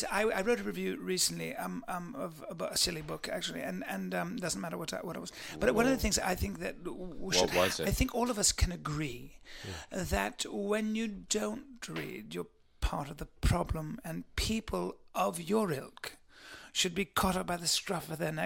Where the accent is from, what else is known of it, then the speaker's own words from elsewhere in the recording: London, United Kingdom; now in Cheshire, United Kingdom; I live in Cheshire for the most part. I'm from London originally, of course.